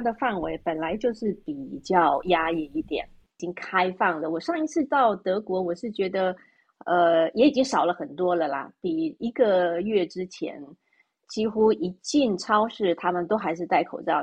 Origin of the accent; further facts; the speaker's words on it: Taiwan; moved away as an adult; also born or lived in Germany; now in Switzerland; 就像我们在台湾，出生长大的呢